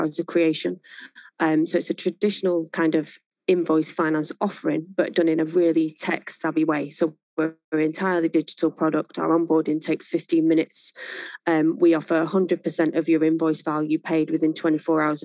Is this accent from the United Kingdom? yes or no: yes; Manchester, North West England, United Kingdom; also born or lived in Worsley; I was born in a place called Mars Platin, which is just on the outskirts of Manchester. Family then moved further north Manchester to a place called New Moston.